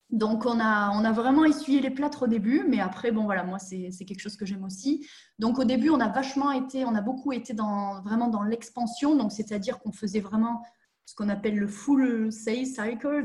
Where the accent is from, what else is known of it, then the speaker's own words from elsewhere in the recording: southern France, France; moved away as an adult; now in Germany; je suis une vraie sudiste de 29 ans